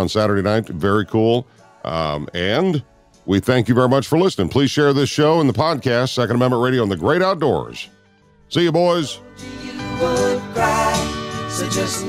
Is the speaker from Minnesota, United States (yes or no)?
yes; Minnesota, United States; I grew up in Minnesota